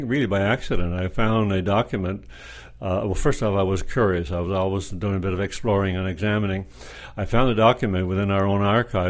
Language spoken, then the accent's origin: English; Codroy Valley, western Newfoundland, Newfoundland and Labrador, Canada; Well, we're in western Newfoundland, very close to the Port of Basque region, an area that has been forever considered to be a strong farming community.